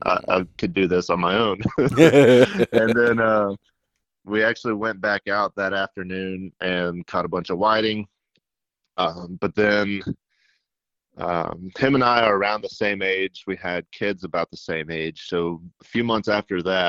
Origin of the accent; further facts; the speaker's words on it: Middle Tennessee, United States; now in Alabama, United States; So I grew up in Middle Tennessee, and I grew up on a farm